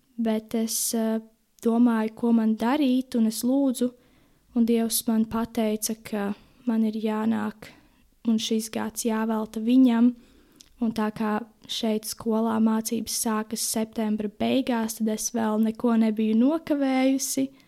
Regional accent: Jelgava Municipality, Latvia; also born or lived in Ozolnieki; Esmu no Jēlgavas novada, dzīvoju tepat netālu Ozolniekos

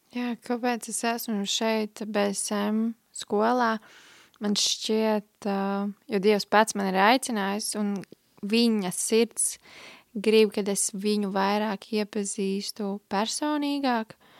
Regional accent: Liepāja, Kurzeme, Latvia; es nāku no Liepājas, esmu uzaugusi piecbērnu ģimenē

